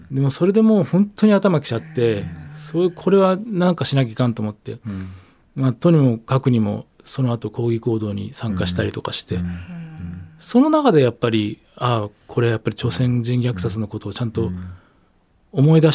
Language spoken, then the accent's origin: Japanese; Tokyo, Japan; 大久保に生まれ育ってよかったなと思う